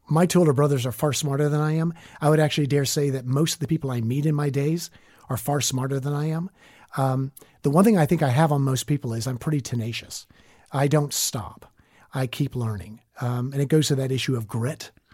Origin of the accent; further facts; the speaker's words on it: Northwest Florida, Southern Alabama, United States; moved away as an adult; also born or lived in New York City / Washington; I'm a Southern boy. I grew up in Southern Alabama, Northwest Florida.